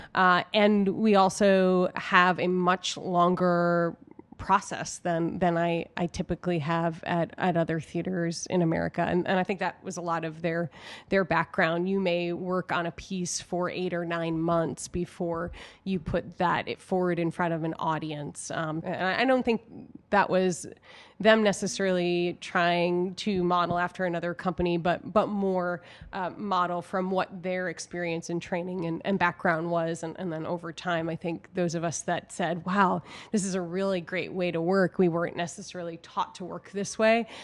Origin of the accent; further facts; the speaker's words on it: New York, United States; now in Chicago, United States; I grew up in New York